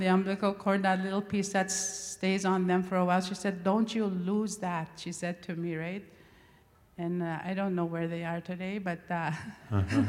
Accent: Gift Lake, Alberta, Canada; I come from Gift Lake, Alberta

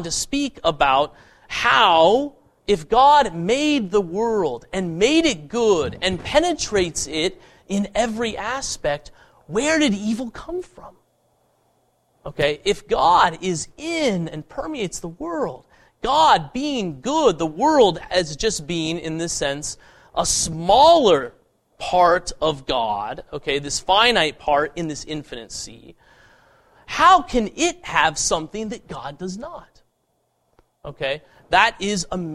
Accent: Boulder, Colorado, United States; growing up in the People's Republic of Boulder, Colorado

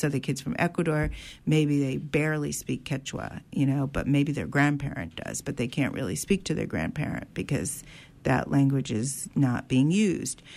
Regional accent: New Haven, Connecticut, United States; also born or lived in Sunnyside, Queens, New York; now in New York, United States; I was born in New Haven. I live in Sunnyside, Queens

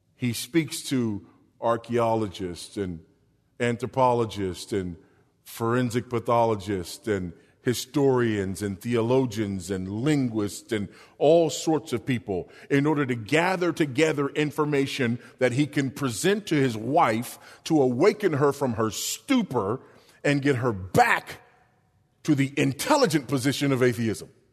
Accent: Los Angeles, California, United States; now in Texas, United States; I'm a Los Angelino by birth

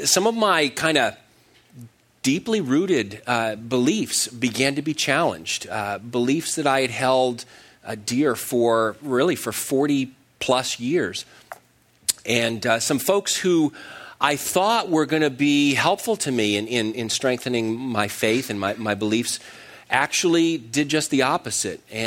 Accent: Connecticut, United States; I grew up in Connecticut.

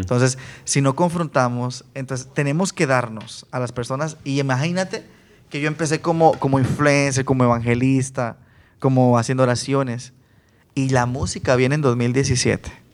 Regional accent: Guatemala; yo de Guatemala

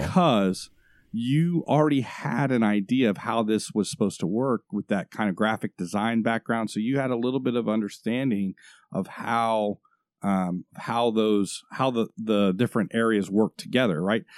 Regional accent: Florida, United States; moved away; also born or lived in Washington State; I'm from Florida

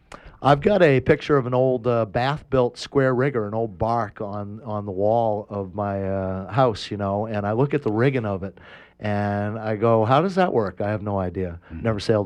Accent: Maine, United States; I'm from Maine.

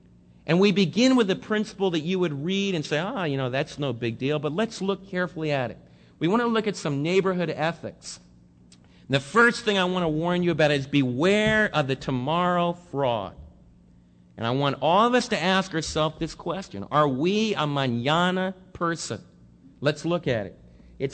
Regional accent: Northeast, United States; In fact, I came from the Northeast where you don't even look at people in the eye.

